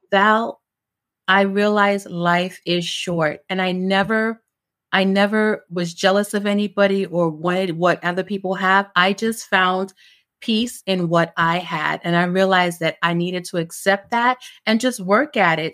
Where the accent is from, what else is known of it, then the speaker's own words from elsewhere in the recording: New York City, New York, United States; also born or lived in Jamaica; I migrated to New York when I was, like, four or five with my grandmother. So my grandmother raised me. And, um, grew up in East New York, Brooklyn